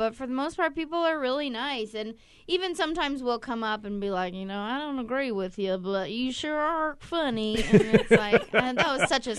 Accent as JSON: {"language": "English", "town": "Bay Area", "region": "California", "country": "United States", "said": "well, you know, I'm a California person through"}